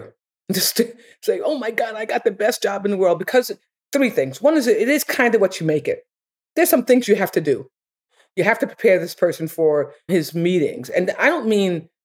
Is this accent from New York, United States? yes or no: yes; New York, United States; I'm from New York.